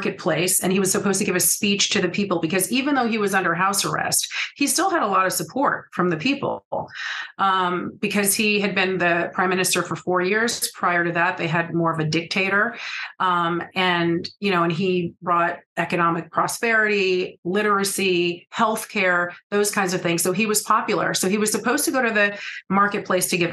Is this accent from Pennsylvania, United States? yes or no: no; California, United States; also born or lived in Grenada; I'm originally from California